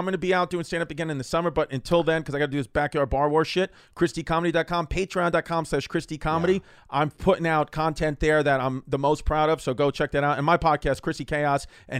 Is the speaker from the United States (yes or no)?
yes; Galveston, Texas, United States; I just said fucking Gal. Dude, I'm from Galvin, Texas.